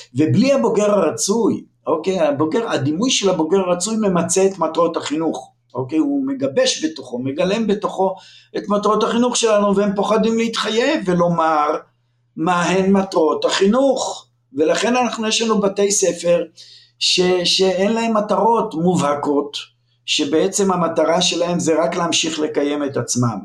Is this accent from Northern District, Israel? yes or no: yes; Lohamei HaGeta'ot, Northern District, Israel; moved away; also born or lived in Jerusalem; אני נולדתי לפני הרבה שנים, באמצע המאה הקודמת, בקיבוץ לוחמי הגטאות